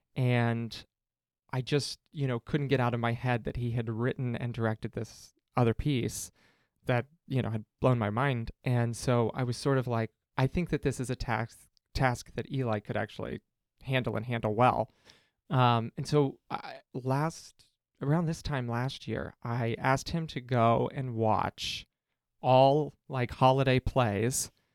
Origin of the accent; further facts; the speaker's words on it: Cincinnati, Ohio, United States; now in Chicago, United States; I'm from Cincinnati